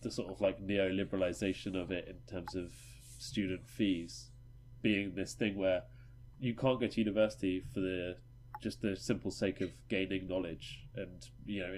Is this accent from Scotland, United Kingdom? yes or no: no; Norwich, East of England, United Kingdom; we're all from Norwich